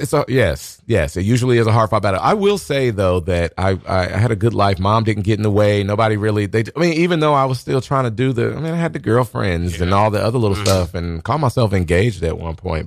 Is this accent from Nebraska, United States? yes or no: yes; Omaha, Nebraska, United States; now in New York, United States; I'm originally from Omaha, Nebraska.